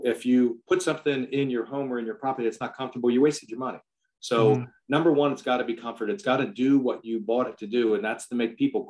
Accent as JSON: {"language": "English", "area": "outside of Philadelphia", "region": "Pennsylvania", "country": "United States", "tie": "born or raised there", "said": "I grew up outside of Philadelphia, went to a school in Pennsylvania called Millersville University, met a pretty girl there, never left the area"}